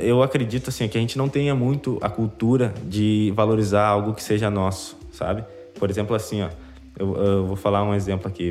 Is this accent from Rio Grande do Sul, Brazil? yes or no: yes; Rio Grande do Sul, Brazil; accent: gaúcho; aqui no Rio Grande do Sul, a gente tem a nossa cara, né? Gente, o nosso sotaque ele é presente